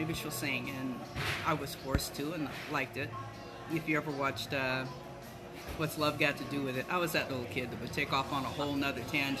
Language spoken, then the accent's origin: English; Ohio, United States; now in Maui, United States; I am from Ohio.